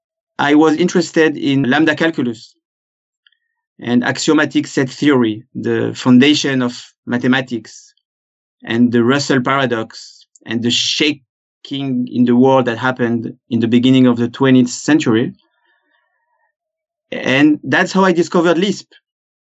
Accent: France; accent: French; English is a second language; moved away as an adult; now in Israel; I was born in France, as you probably guessed from my accent. But for the last 20 years, I've lived in Israel.

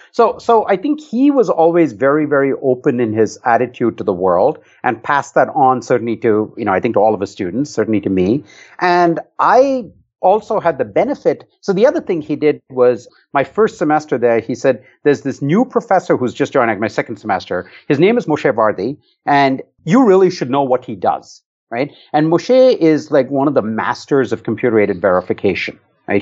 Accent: Bangalore, Karnataka, India; moved away; I grew up in India in a city called Bangalore

